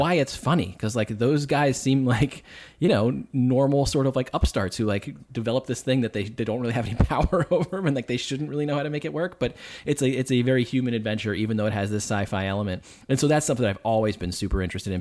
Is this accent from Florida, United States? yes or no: no; Boston, Massachusetts, United States; accent: Boston; I'm from Boston